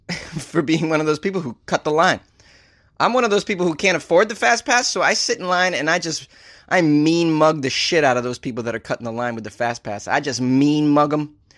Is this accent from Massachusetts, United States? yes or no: yes; Boston, Massachusetts, United States; I am from Boston